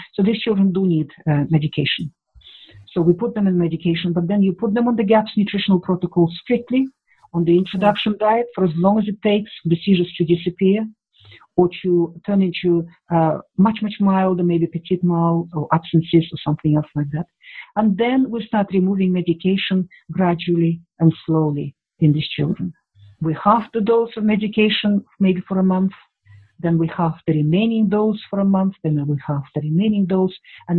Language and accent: English; Russia; And at that time, I grew up in the Soviet Union. There were Russians.